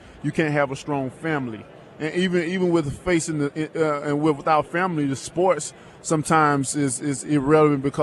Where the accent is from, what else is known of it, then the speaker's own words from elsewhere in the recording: Tuscaloosa, Alabama, United States; I'm from Tuscaloosa, Alabama